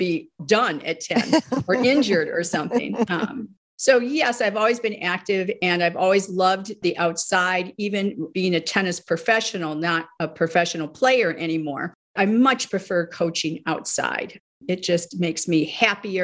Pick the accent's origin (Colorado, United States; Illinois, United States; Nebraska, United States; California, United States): Illinois, United States; Northfield; I grew up in the Midwest, a suburb outside of Chicago called Northfield, Illinois